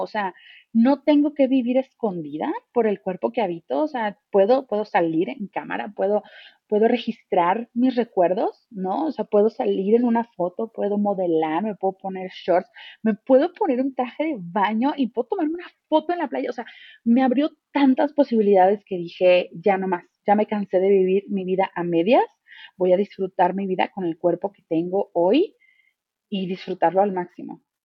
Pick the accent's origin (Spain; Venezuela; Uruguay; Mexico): Mexico; soy mexicana